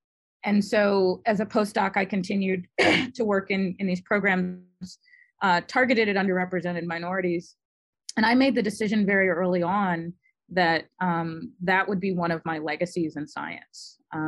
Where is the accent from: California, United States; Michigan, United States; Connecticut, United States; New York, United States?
Michigan, United States; Detroit; accent: generic American East Coast; So I have a very generic American East Coast accent. You can't tell where I grew up. I grew up in Detroit. I don't talk like a Detroiter when I'm talking to other people professionally.